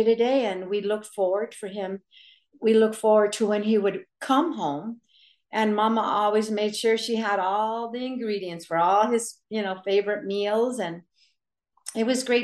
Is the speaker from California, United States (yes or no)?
yes; the Valley, California, United States; when we grew up in the Valley